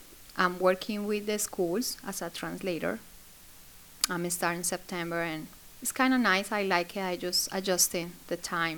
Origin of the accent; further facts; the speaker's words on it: Colombia; English is a second language; moved away as an adult; also born or lived in Florida, United States; now in West Virginia, United States; I'm from Colombia. I used to live in Florida. I lived there for 15 years. And then I moved here to West Virginia with my husband and my two kids.